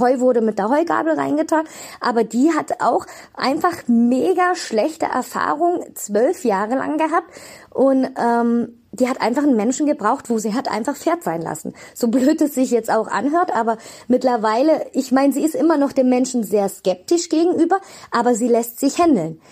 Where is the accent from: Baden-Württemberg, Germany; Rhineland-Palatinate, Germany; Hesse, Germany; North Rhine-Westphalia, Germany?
North Rhine-Westphalia, Germany; Bonn; moved away; also born or lived in Cologne; Ich bin geboren in Bonn-Beul und habe sehr lange in Köln gewohnt